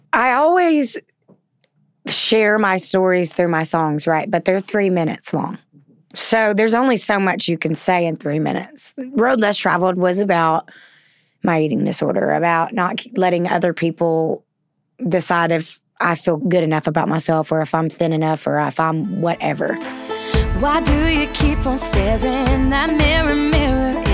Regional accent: the South, United States; accent: southern; My southern accent

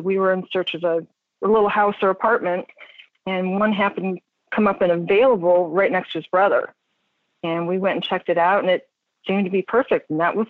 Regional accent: Buffalo, New York, United States; moved away; also born or lived in Kansas; I grew up in Buffalo, family of three, in a little suburb.

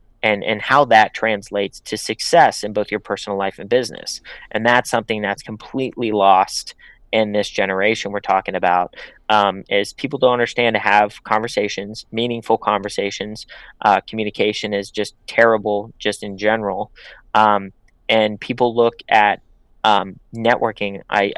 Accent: Pittsburgh, Pennsylvania, United States; now in Los Angeles, United States; So I'm from Pittsburgh. I'm not from Los Angeles. I come from a blue collar town. So when I came out here, I genuinely wanted to build relationships with people.

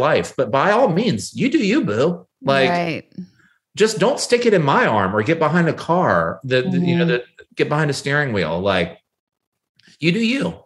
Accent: United States

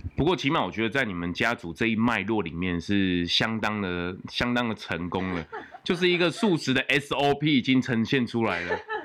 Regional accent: Taiwan; 我们生在台湾

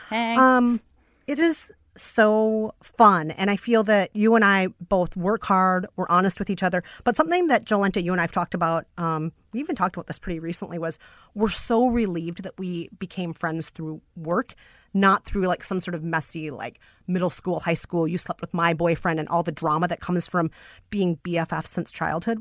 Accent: Minneapolis, Minnesota, United States; accent: Minnesotan; now in New York, United States; when I was growing up in Minneapolis

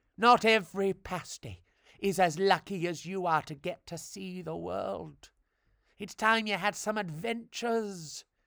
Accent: Devon, South West England, United Kingdom; I come from Devon, so, uh, I do say those funny A's

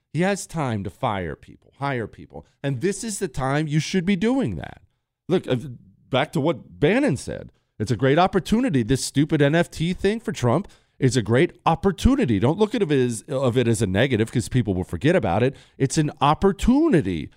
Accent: United States; as an American

